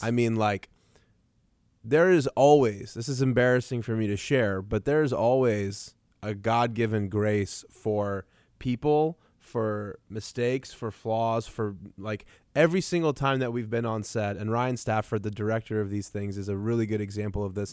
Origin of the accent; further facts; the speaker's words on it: Iran; now in Tulsa, United States; I'm like a kid from Iran who just showed up, and we live in Tulsa